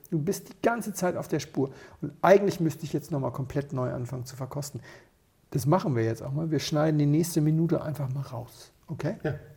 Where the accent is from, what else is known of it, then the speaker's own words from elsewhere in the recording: Rías Baixas, Galicia, Spain; moved away; das ist ja eigentlich meine Heimat.